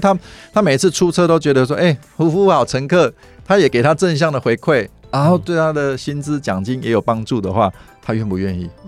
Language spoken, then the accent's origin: Chinese; central Taiwan, Taiwan; moved away as an adult; also born or lived in Taichung; now in Taipei, Taiwan; 我是中部的孩子，然后嗯。考上台中一中，啊，后来就到北部发展，那考上台大